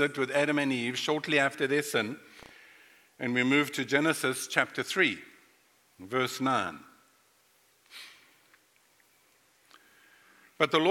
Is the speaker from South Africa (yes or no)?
yes; Durban, KwaZulu-Natal, South Africa; moved away as an adult; also born or lived in North Carolina, United States; now in Florida, United States; I was born and raised in South Africa